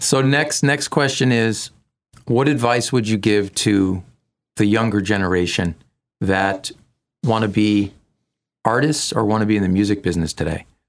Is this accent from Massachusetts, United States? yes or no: yes; Massachusetts, United States; I'm from Massachusetts